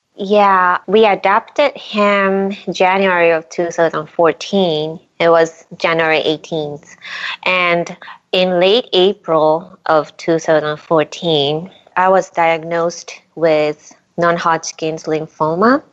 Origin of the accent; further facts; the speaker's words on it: Japan; now in Brooklyn, United States; I grew up in Japan, the town of Milltown.